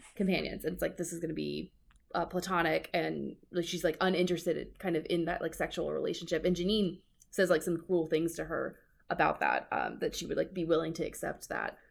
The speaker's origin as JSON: {"language": "English", "region": "Georgia", "country": "United States", "tie": "born or raised there", "said": "I grew up in the South, I grew up in Georgia"}